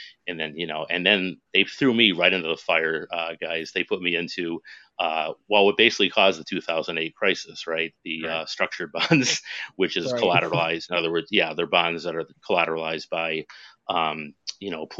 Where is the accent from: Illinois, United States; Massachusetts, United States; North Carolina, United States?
Massachusetts, United States; Western; moved away as an adult; also born or lived in New Jersey / New York; in Massachusetts, where I'm from Western Massachusetts